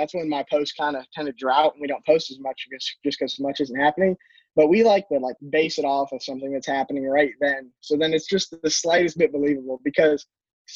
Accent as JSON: {"language": "English", "town": "Cleveland", "region": "Ohio", "country": "United States", "moved": "yes", "said": "I'm from Cleveland, Ohio. I don't live there anymore"}